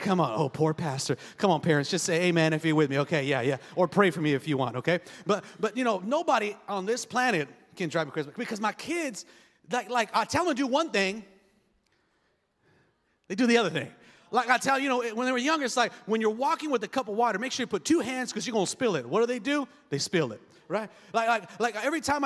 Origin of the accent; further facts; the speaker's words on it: Los Angeles, California, United States; We grew up on Section 8 housing. I mean, we lived in a rough part of East L.A.